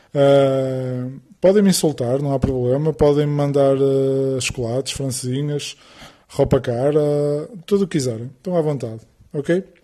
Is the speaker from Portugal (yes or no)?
yes; Porto, North, Portugal; sou do Porto